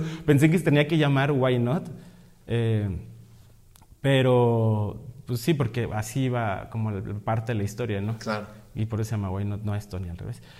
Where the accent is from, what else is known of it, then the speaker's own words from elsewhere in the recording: Monterrey, Nuevo León, Mexico; Yo estudié artes visuales, soy de Monterrey